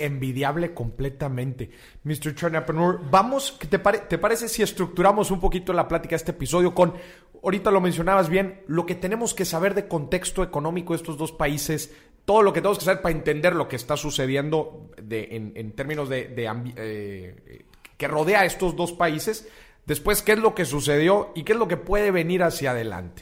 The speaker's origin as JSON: {"language": "Spanish", "country": "Mexico"}